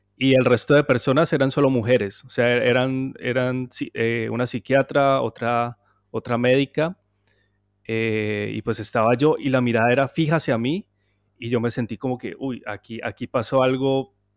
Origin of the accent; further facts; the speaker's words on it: Cali, Valle del Cauca, Colombia; yo soy caleño